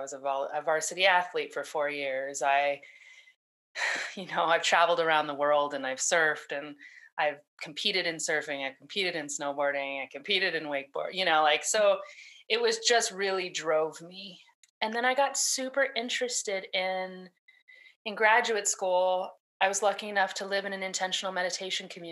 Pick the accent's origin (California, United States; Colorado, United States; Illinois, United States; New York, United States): California, United States; I was born in California